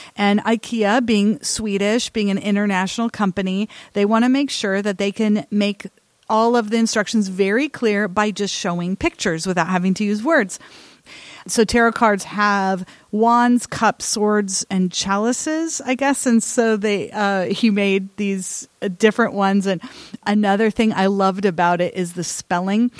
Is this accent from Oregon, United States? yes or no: yes; Salem, Oregon, United States; my hometown here in Salem, Oregon